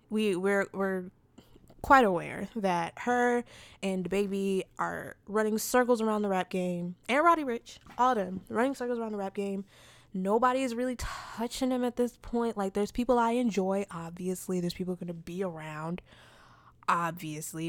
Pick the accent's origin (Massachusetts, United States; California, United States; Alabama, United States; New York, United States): New York, United States; I'm also from New York